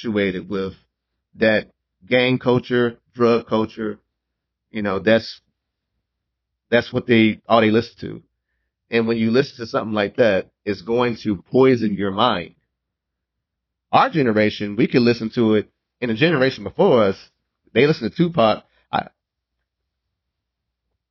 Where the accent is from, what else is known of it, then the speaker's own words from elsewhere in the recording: Memphis, Tennessee, United States; now in Fort Worth, United States; my hometown is actually Memphis